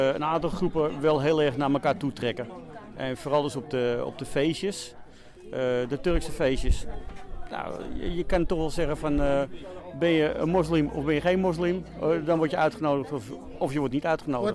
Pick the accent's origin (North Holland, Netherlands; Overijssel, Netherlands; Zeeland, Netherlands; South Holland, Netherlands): North Holland, Netherlands; Amsterdam; moved away; ik kom uit Amsterdam-West vandaan.